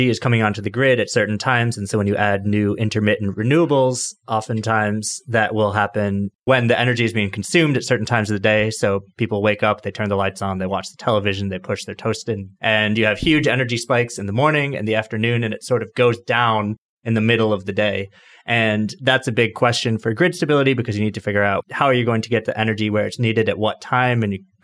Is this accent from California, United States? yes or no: no; New York, United States; moved away as an adult; now in Seattle, United States; I'm a New Yorker. I moved here in October.